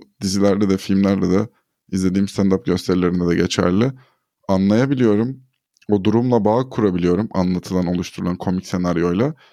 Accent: Turkey; first language Turkish

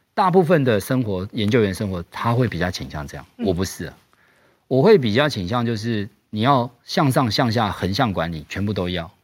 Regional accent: Tainan, Taiwan; moved away as an adult; also born or lived in United States; 我们是南部的小孩上来嗯，然后其实我们家比较，比较穷，因为我们是台南人

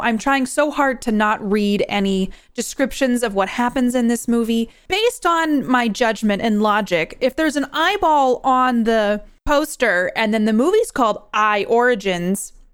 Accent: New York, United States; now in Idaho, United States; I'm originally from New York and I live in Idaho now

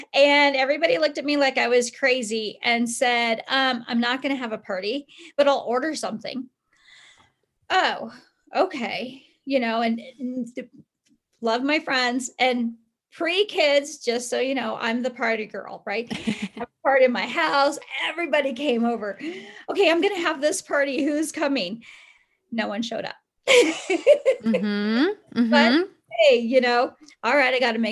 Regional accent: California, United States; now in Colorado, United States; I grew up in California, but I was living in Colorado.

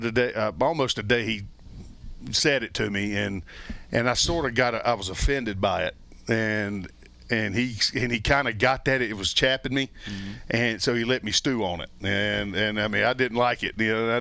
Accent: Atlanta, Georgia, United States; because I come from Atlanta, and I was the only guy that really ever called me ….

